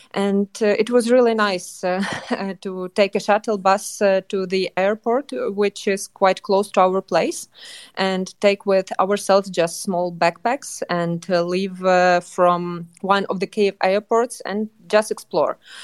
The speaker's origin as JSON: {"language": "English", "town": "Lviv", "region": "Lviv Oblast", "country": "Ukraine", "tie": "born or raised there", "moved": "as an adult", "said": "I was born in Lviv and I was raised in Lviv and lived there till my twenties"}